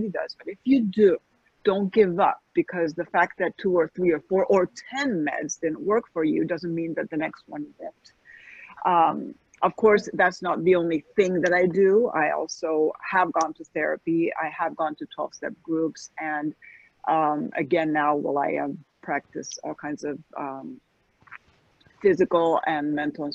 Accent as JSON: {"language": "English", "country": "Spain", "also_born_or_lived": "United States", "moved": "as an adult", "lives_now": "Florida, United States", "said": "I'm American and I'm Spanish, but I had never really lived here for any extended period of time as an adult"}